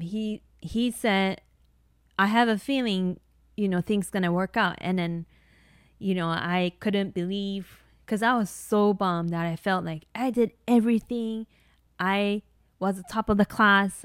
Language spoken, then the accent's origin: English; Tokyo, Japan; English is a second language; moved away as an adult; also born or lived in Hawaii; I grew up in Tokyo, so my family didn't have a car